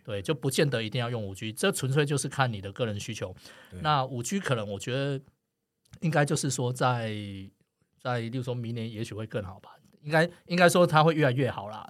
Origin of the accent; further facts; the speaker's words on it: Kaohsiung, Taiwan; 我高，我高雄人啊